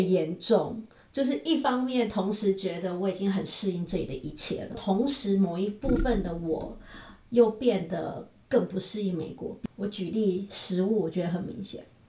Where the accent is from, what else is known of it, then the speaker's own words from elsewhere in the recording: Taiwan; moved away as an adult; also born or lived in Kaohsiung, Taiwan; now in United States; 现在你还要工作，所以我们留在这里，那退休了我们就回台湾